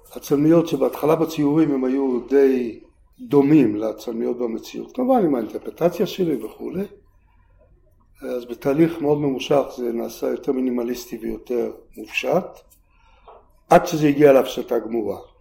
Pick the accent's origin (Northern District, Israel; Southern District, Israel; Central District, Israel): Southern District, Israel; Beersheba; moved away as an adult; also born or lived in Kibbutz Ma'anit / Tel Aviv; now in Mitzpe Ramon, Israel; אני בתור ילד גדלתי בבאר שבע מגיל שבע שמונה